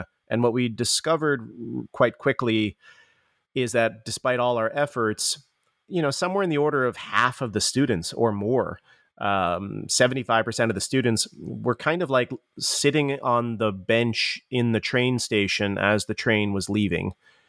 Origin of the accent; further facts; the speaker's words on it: East Coast, United States; now in California, United States; Yeah, for myself, I'm an East Coaster. I was born on the East Coast, but made my way after grad school at Columbia to California.